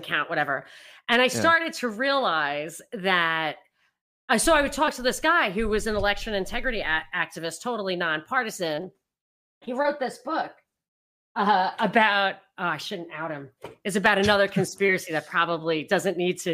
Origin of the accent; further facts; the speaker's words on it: New York, United States; I grew up in New York